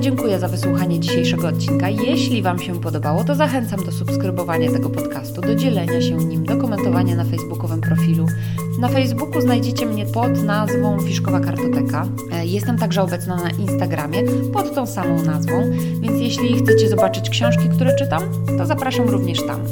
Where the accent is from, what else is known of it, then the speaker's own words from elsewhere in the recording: Łódź, Łódź Voivodeship, Poland; Łódź jest moim rodzinnym miastem